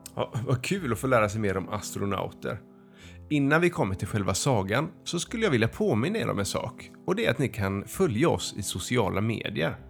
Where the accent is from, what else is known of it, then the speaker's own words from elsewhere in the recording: Västra Torup, Skåne, Sweden; Jag kommer ifrån Västra Torup